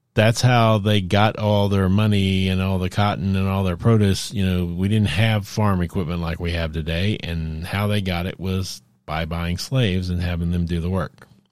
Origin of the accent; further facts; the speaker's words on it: Dallas, Texas, United States; I grew up in Texas, in Dallas